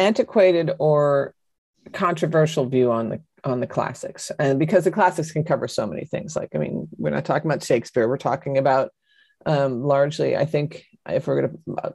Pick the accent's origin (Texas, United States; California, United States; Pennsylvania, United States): Pennsylvania, United States; John Updike country; I come from John Updike country